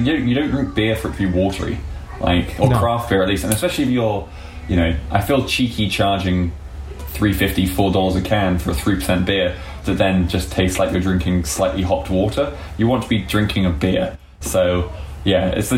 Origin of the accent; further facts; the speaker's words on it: England, United Kingdom; being an Englishman